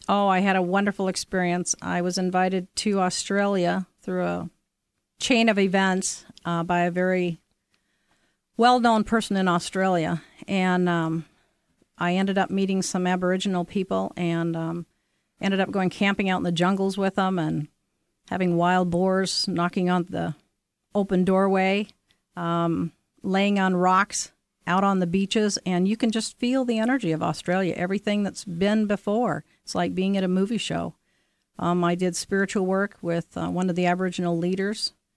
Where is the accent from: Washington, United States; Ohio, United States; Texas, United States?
Washington, United States; Orcas Island, San Juan Islands; I grew up on Arcus Island and the San Juan Islands